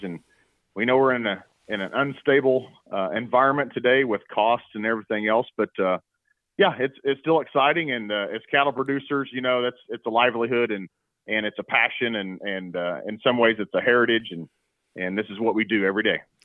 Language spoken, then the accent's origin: English; Stillwater, Oklahoma, United States; I was born and raised in Stillwater, Oklahoma